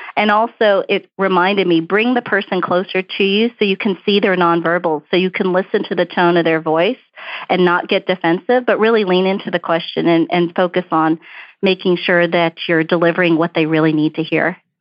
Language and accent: English; New York City, New York, United States; accent: Brooklyn; also born or lived in Houston; now in Dallas, United States; You can't hear my Brooklyn accent. My parents were really strict about speaking English at home because they didn't want me to grow up with an accent